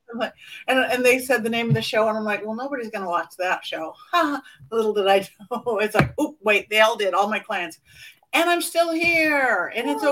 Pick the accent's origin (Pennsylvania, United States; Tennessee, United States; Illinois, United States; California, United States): California, United States; Los Angeles; I'm born and raised in Hollywood